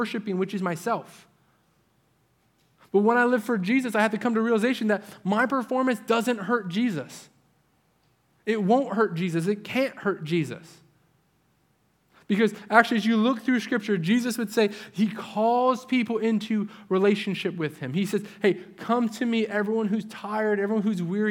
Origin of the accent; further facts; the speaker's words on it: New England, United States; moved away; my part of the country where I grew up in New England